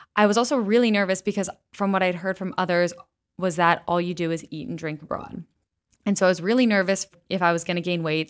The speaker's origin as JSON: {"language": "English", "town": "West Chester", "region": "Pennsylvania", "country": "United States", "tie": "born or raised there", "said": "I grew up in Westchester, Pennsylvania"}